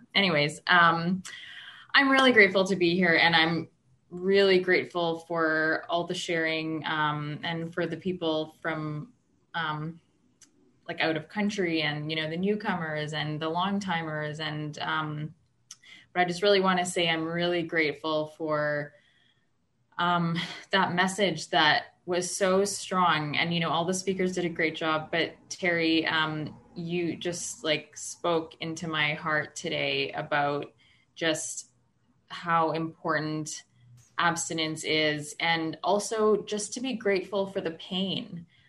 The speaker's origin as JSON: {"language": "English", "town": "Edmonton", "region": "Alberta", "country": "Canada", "lives_now": "Ottawa, Canada", "said": "I'm from Ottawa, Canada. I'm originally from Edmonton, Alberta, in Canada, which is Region 1. That's where I came into program, but I've been here now for about 3 years."}